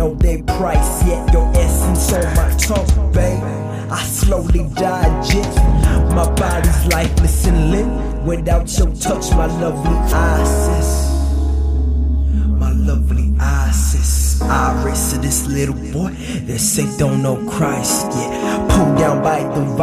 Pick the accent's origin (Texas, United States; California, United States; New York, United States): California, United States; Northern; I'm actually from Northern California.